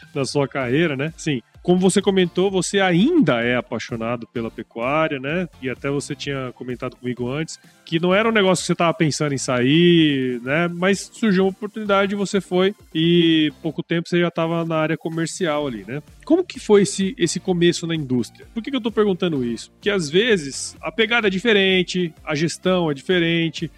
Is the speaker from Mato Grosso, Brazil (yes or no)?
yes; Cuiabá, Mato Grosso, Brazil; eu sou cuiabano